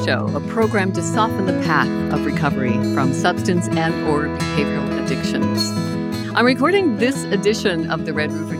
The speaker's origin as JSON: {"language": "English", "region": "Nova Scotia", "country": "Canada", "said": "I'm from Cape Breton Island in Nova Scotia."}